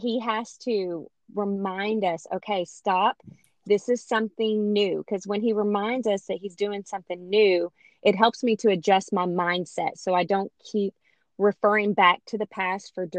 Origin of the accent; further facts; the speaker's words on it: Louisiana, United States; I'm from Louisiana